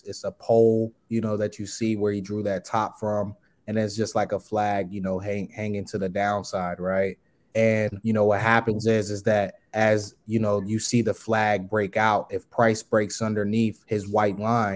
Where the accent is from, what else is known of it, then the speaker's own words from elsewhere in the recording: Long Island, New York, United States; also born or lived in Buffalo, New York; now in Atlanta, United States; I'm originally from New York, Long Island. I lived in Buffalo as well, too. But I live here in Atlanta.